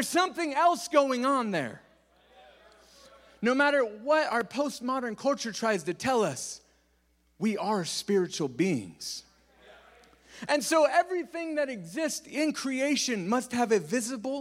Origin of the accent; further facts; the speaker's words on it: California, United States; I'm from California